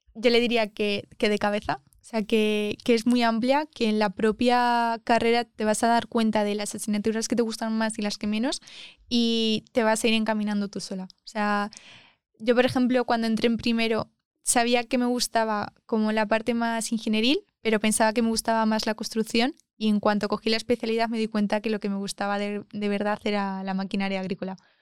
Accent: Almagro, Castilla-La Mancha, Spain; moved away as an adult; now in Madrid, Spain; me gusta mucho mi pueblo, que es Almagro

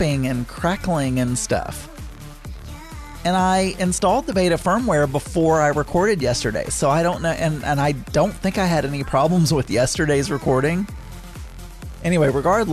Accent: the South, United States; I'm from the South.

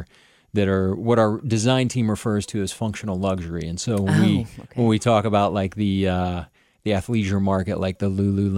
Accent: Illinois, United States; now in Cincinnati, United States; We moved here from Illinois, okay. And we have grown to love the city. We've been here now for over a decade.

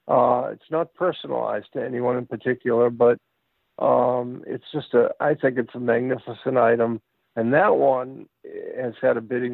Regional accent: Boston, Massachusetts, United States; Those are photos by my friend Barry Schneier, who's from Boston, and he's from my hometown of Boston, Massachusetts.

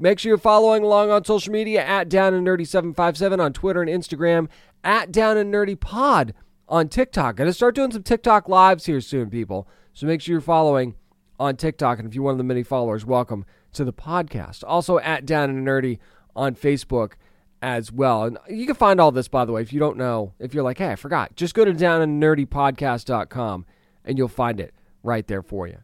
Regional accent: New England, United States; I grew up in New, eh, partially in New England

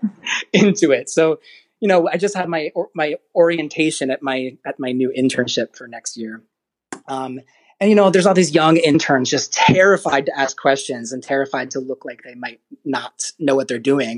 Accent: Frederick, Maryland, United States; I grew up in Frederick, Maryland

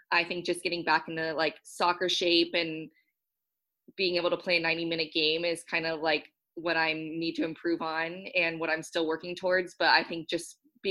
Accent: Southern California, United States; now in Washington, United States; I'm from Southern California, so being on the West Coast has been great too.

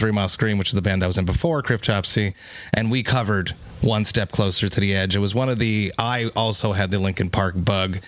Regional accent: Montreal, Quebec, Canada; I am from Montreal

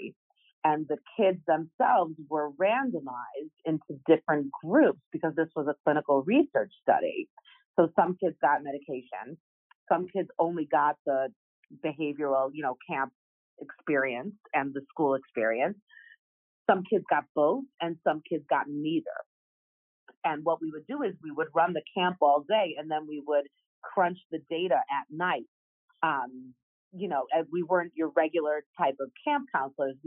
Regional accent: Chicago, Illinois, United States; moved away as an adult; also born or lived in Madison, Wisconsin / New York; I'm from Chicago

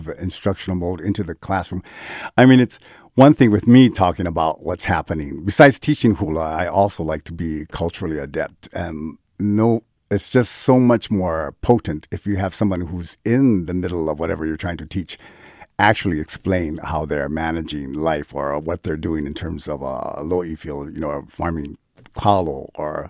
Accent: Hawaii, United States; born or raised there; now in San Francisco, United States

